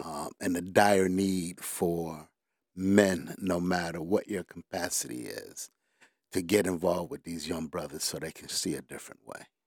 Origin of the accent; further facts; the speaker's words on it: Detroit, Michigan, United States; Born and raised in Detroit